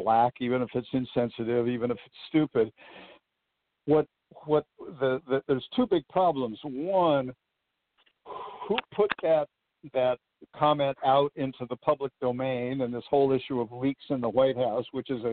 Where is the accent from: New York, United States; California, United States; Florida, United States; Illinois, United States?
California, United States; Southern; I grew up in Southern California.